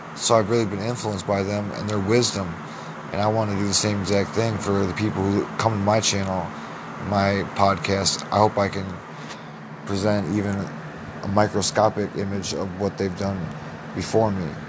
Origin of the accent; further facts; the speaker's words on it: Clinton, Iowa, United States; I'm from Clinton, Iowa